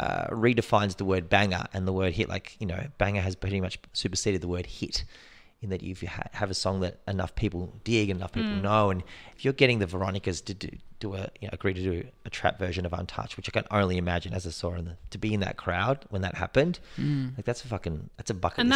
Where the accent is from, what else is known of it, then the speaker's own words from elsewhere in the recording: Australia; I'm from Australia, mate.